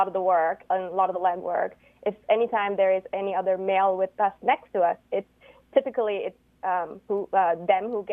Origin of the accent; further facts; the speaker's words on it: Canada; I'm actually from Canada.